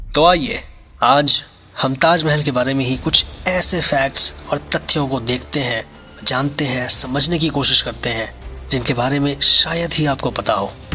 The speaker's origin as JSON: {"language": "Hindi", "country": "India", "said": "as Indians"}